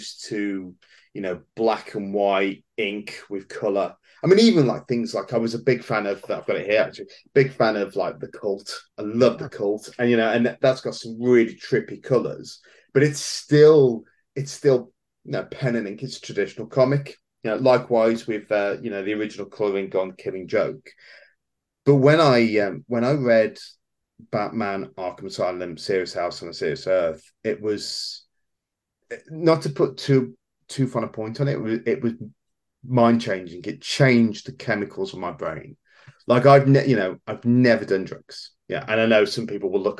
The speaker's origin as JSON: {"language": "English", "town": "Wolverhampton", "region": "West Midlands", "country": "United Kingdom", "tie": "born or raised there", "said": "We did have a very short-lived comic book store here where I was born in Wolverhampton"}